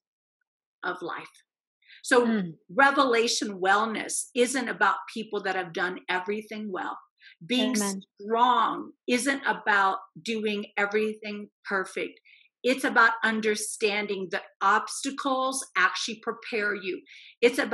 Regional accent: Indiana, United States; moved away as an adult; also born or lived in Arizona; I was driving home from the University of Arizona to Indiana, where I grew up

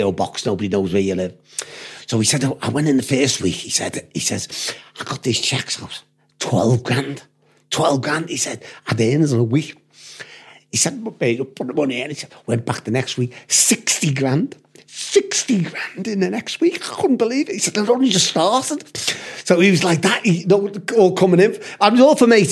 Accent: United Kingdom; accent: British; also born or lived in United States; the Yanks used to love the British accent

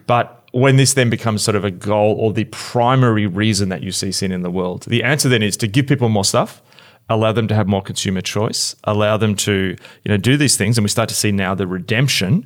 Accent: Australia; moved away; I am totally Australian

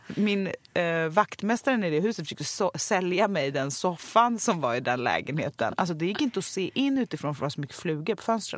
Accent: Stockholm, Stockholm County, Sweden; jag är ju uppvuxen på Östermalm

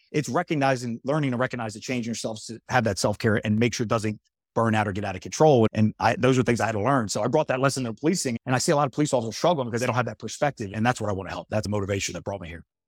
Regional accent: Horsham, Pennsylvania, United States; the town I grew up in, and Horsham, Pennsylvania, by the way, amazing place.

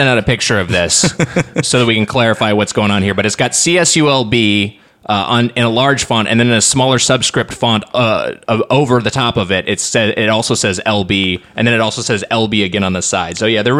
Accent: Long Beach, California, United States; I'm from Long Beach area

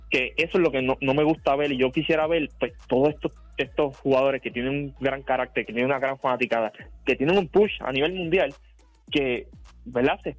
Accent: Argentina; todo el mundo sabe que soy argentino, a mí me encantaría que ellos levantaran la copa

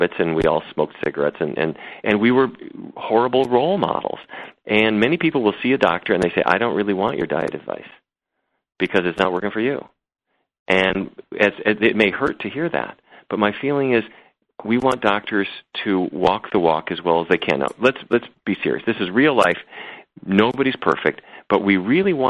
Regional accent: North Dakota, United States; I grew up in North Dakota

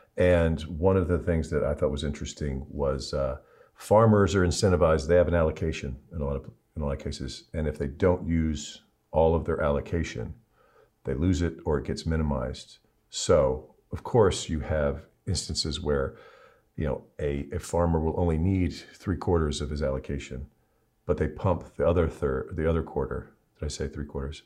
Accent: Cleveland, Ohio, United States; I'm a Clevelander

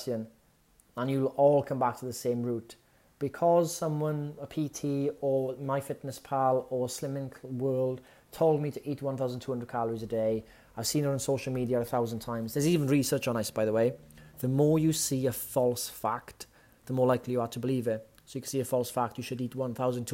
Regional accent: Wales, United Kingdom; As a Welshman

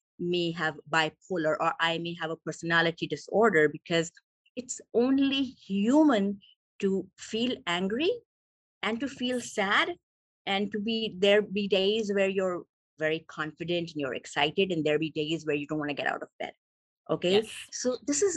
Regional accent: Pakistan; moved away as an adult; now in California, United States; I'm originally from Pakistan, so I became a doctor there. And after becoming a doctor, I came to US

